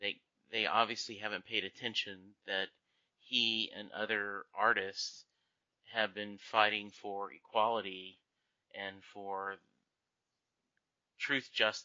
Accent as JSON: {"language": "English", "region": "Louisiana", "country": "United States", "tie": "born or raised there", "also_born_or_lived": "Kentucky", "said": "You know, I grew up in Louisiana, spent a lot of time there in Kentucky, and a lot of the issues after the Civil War might have been touched on"}